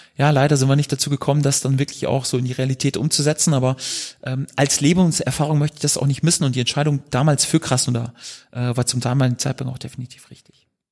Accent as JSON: {"language": "German", "country": "Germany"}